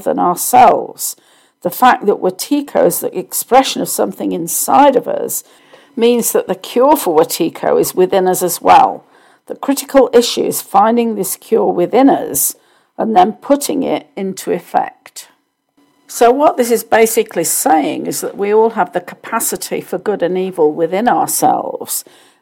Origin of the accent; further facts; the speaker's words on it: United Kingdom; I grew up in the Church of England in the UK.